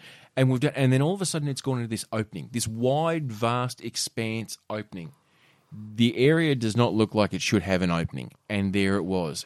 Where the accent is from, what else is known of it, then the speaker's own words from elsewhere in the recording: Penguin, Tasmania, Australia; I remember growing up in Penguin